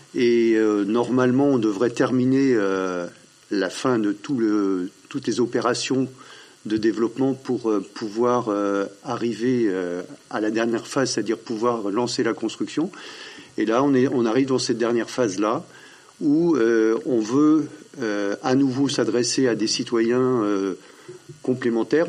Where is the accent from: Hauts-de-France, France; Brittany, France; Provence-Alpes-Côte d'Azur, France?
Brittany, France; Drouges; je suis originaire de Drou, je suis agriculteur en retraite